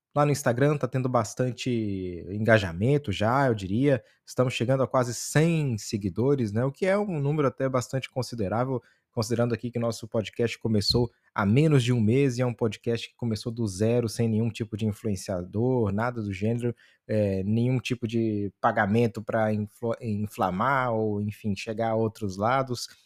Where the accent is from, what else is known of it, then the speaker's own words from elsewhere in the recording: Pirapora, Minas Gerais, Brazil; eu que sou do norte de Minas, a maioria da população do norte de Minas, é, pelo menos na minha cidade, Pirapora